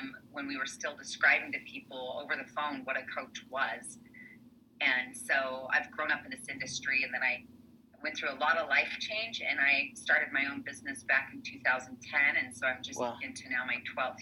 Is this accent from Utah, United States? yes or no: yes; Salt Lake City, Utah, United States; I grew up here in Salt Lake City, Utah, where I'm based